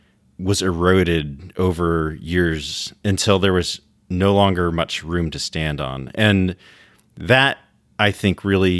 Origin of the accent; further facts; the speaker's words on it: Washington, United States; Yeah, so I grew up in Washington State and was born into a Mormon family.